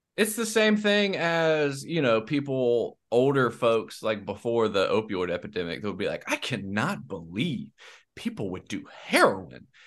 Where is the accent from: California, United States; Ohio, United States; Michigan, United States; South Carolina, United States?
South Carolina, United States; also born or lived in South Louisiana; now in Louisiana, United States; I'm from South Carolina